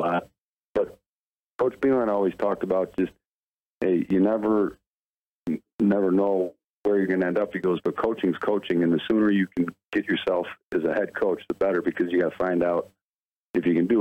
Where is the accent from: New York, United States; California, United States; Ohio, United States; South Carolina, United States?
New York, United States; Buffalo; I'm from Buffalo originally